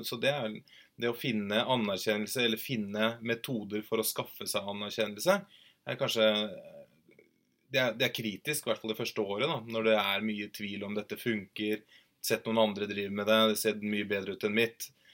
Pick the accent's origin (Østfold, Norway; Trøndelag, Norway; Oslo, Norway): Østfold, Norway; Moss; jeg er fra Moss